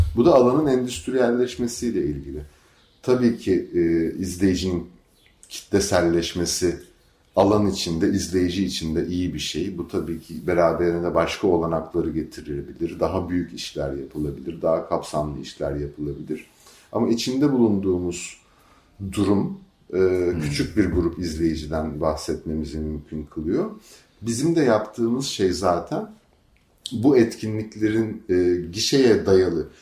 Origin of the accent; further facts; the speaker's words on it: Izmir, Turkey; moved away as an adult; also born or lived in Istanbul; İzmirliyim ben. İzmir'den İstanbul'a eğitim için gitmiştim.